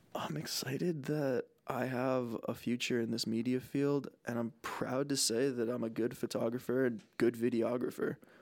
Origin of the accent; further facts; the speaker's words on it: New Jersey, United States; also born or lived in Boston; I'm a Bostonian who grew up in Jersey